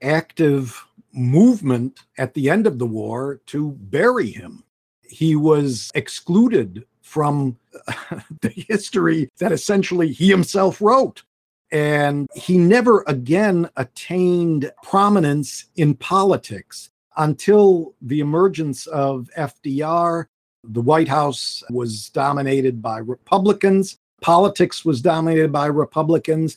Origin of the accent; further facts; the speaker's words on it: United States; as an American